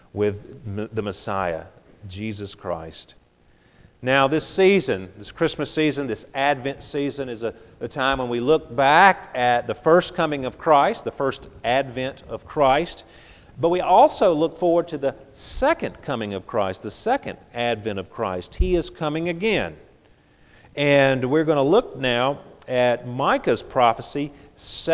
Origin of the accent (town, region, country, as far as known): Grand Bay, Alabama, United States; born or raised there; also born or lived in Pascagoula, Mississippi; now in Biloxi, United States